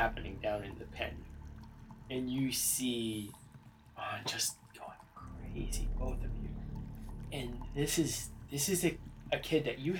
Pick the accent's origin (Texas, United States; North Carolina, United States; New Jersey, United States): Texas, United States; I am from Texas.